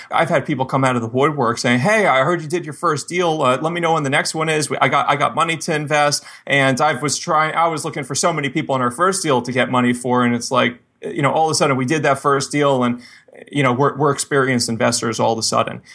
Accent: Miami, Florida, United States; moved away; I grew up, I grew up in Miami

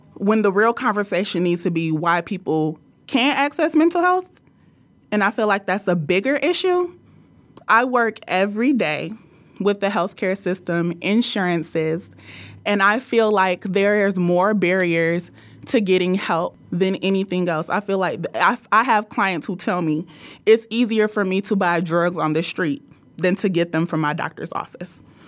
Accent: Nigeria; I'm Nigerian

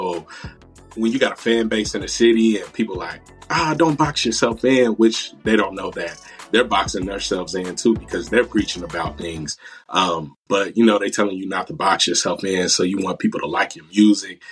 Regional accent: Dayton, Ohio, United States; So I'm 27 and I grew up in Dayton, Ohio

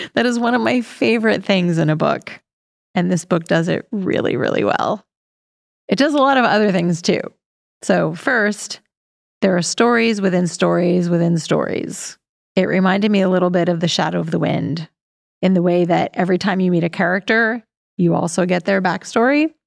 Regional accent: Pennsylvania, United States; my hometown in Pennsylvania

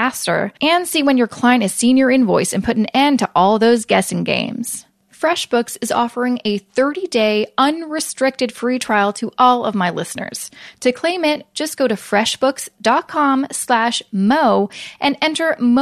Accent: Vancouver, British Columbia, Canada; now in Toronto, Canada; I'm originally from Vancouver, now live in Toronto

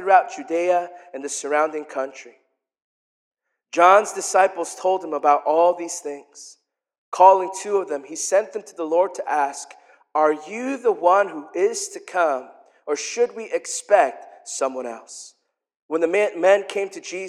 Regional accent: South Korea; I'm from Korea.

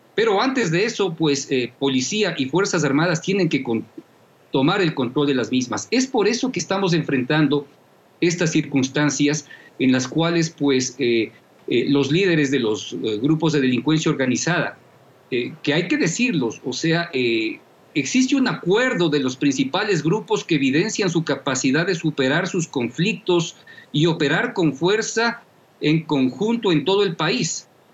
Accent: Ecuador; nos vamos a ver abocados como, como ecuatorianos

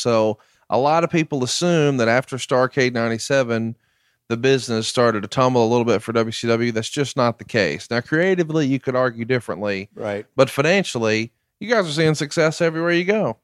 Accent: Alabama, United States; I'm from Alabama.

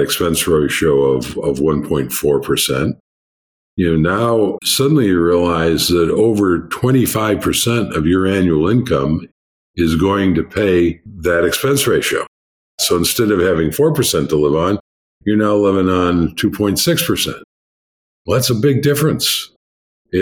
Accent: United States; I'm an American

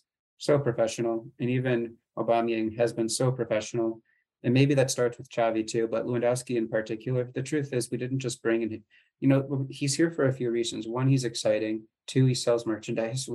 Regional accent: United States; as an American

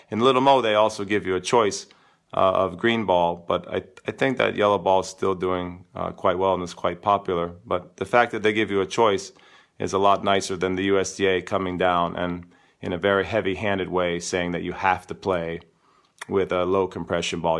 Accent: United States; as an American coach

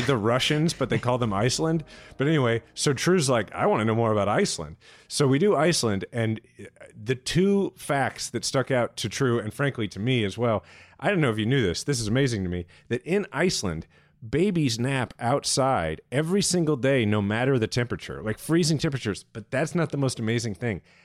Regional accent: Kansas City, Missouri, United States; my hometown in which my son is a sixth generation Kansas Cityan

